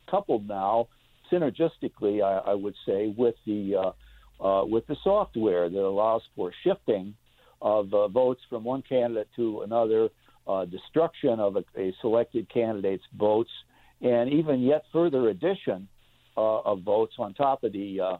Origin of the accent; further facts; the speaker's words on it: Indiana, United States; also born or lived in Greenville / Chicago; uh, uh, I grew up in Indiana mm-hmm. and uh, uh, spent time a lot of time. Uh, I've been in uh, uh, Greenville for 13 years. I practiced out of the Sears Tower in Chicago for some 35 years.